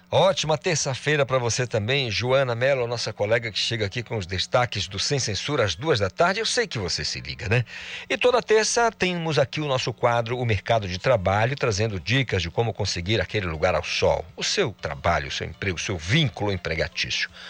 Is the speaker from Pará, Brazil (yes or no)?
yes; Almeirim, Pará, Brazil; moved away; Passei boa parte lá da minha infância, adolescência, lá em Almerim, é uma cidade incrível